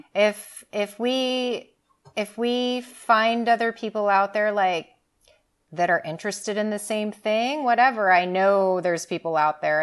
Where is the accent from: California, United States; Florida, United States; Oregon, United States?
Oregon, United States; Southern; born and raised in Southern Oregon, and I've lived here my whole life